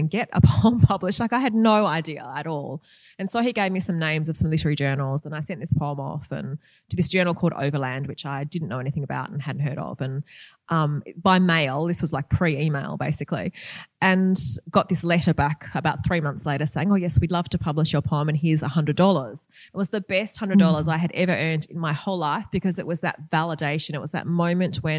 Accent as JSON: {"language": "English", "town": "Perth", "region": "Western Australia", "country": "Australia", "said": "I'm from Perth"}